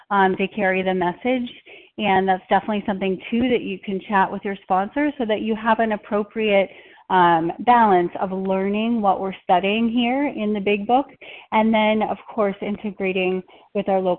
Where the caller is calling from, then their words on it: Minnesota, United States; um, I'm calling from Minnesota. We're at a convention